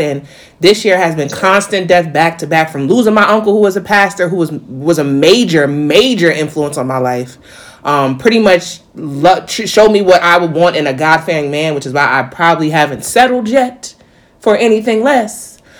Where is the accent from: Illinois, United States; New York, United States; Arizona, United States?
New York, United States; now in North Carolina, United States; being a New Yorker and coming to South Carolina, not South Carolina, North Carolina